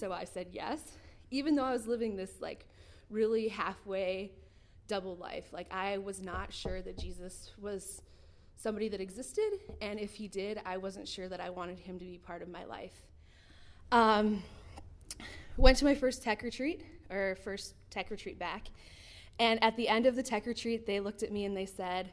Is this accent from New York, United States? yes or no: no; Timber Lake, South Dakota, United States; now in Rapid City, United States; I was born in Timberlake, South Dakota, raised in a Catholic family